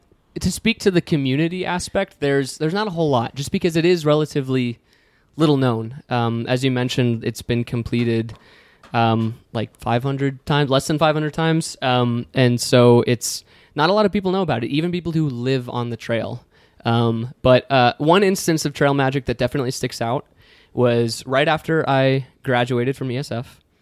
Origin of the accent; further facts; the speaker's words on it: New York, United States; I grew up hiking in the area. I grew up exploring the Finger Lakes. I'm moving from New York